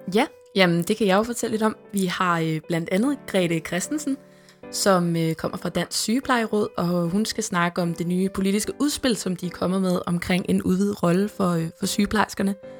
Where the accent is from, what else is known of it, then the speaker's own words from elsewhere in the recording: Amager, Capital Region of Denmark, Denmark; jeg er opvokset ude på øen Amager